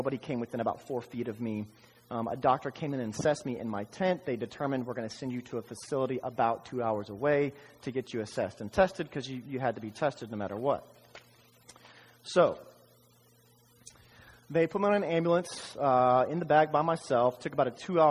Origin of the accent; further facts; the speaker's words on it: Dallas, Texas, United States; also born or lived in Austin, Texas; I was born in Dallas, Texas